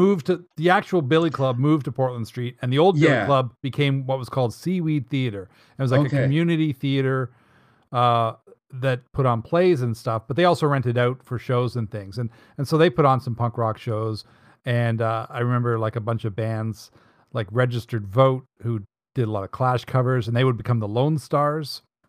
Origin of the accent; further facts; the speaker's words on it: Dartmouth, Nova Scotia, Canada; I was born in Dartmouth, and born on Dartmouth Natal Day. So that makes me a Yankee Dartmouth dandy.